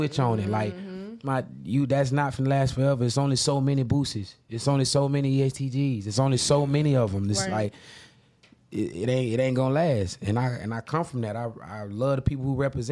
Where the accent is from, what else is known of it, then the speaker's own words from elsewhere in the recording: Jacksonville, Florida, United States; That's how my upbringing was, especially in Jacksonville.